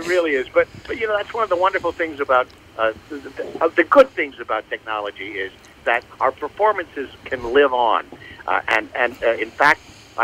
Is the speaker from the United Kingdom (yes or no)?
no; Goshen, Indiana, United States; moved away as an adult; I grew up in Goshen, Indiana